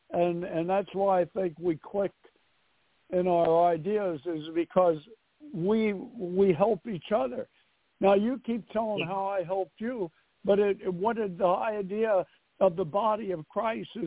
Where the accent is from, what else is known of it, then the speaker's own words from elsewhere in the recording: New York City, New York, United States; I'm from New York City.